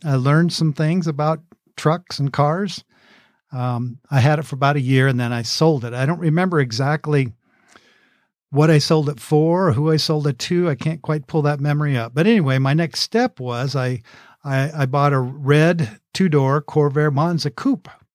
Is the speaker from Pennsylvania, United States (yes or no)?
no; Oak View, California, United States; in my hometown of Oakview, California.